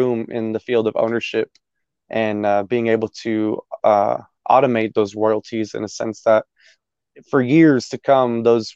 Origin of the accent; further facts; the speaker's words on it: Dallas, Texas, United States; also born or lived in Arizona; I was born in Arizona. I grew up out here in DFW, in Dallas, Texas